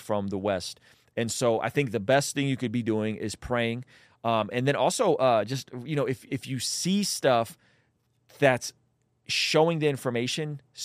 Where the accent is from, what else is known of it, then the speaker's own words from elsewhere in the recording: Azerbaijan; moved away; I am from Azerbaijan. Me and my family came out because of the pilgrims of Baku